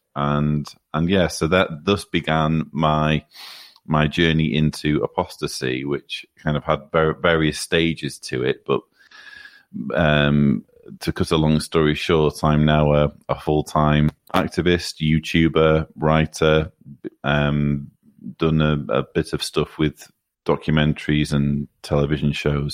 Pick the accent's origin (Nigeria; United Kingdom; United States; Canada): United Kingdom; near Manchester, North West England; I grew up, uh, in northern England, not far from Manchester